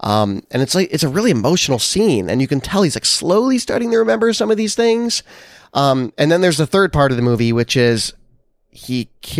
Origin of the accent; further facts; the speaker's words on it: Nevada, United States; I think part of it is that I grew up in Nevada, which is not in this movie. But like I have this connection to deserty spaces.